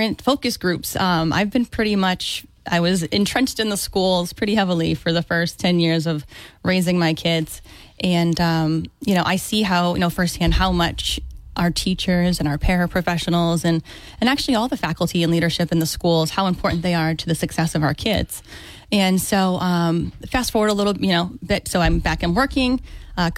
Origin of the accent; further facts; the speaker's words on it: Dartmouth, Massachusetts, United States; now in Fairhaven, United States; I grew up in Dartmouth.